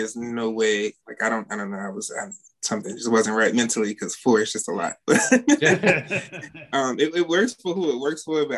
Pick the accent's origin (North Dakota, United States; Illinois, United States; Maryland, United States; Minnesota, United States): Maryland, United States; Baltimore; I'm from Baltimore, Maryland